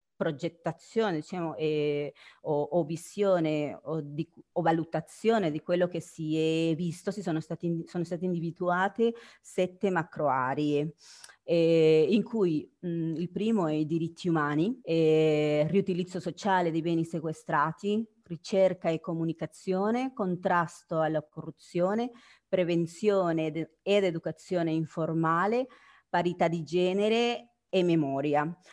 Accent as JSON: {"language": "Italian", "country": "Guatemala", "moved": "yes", "lives_now": "Italy", "said": "io sono del Guatemala"}